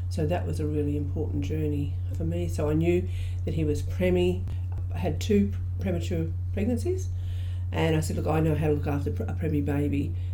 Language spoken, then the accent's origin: English; Australia; So um, I'm an Aboriginal woman, I'm from Stolen Generation.